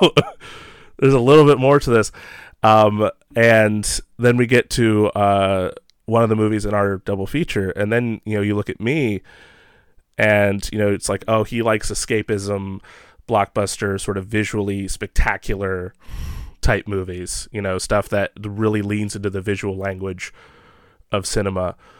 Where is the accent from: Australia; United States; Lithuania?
United States; Ohio; I'm from Ohio and Midwest area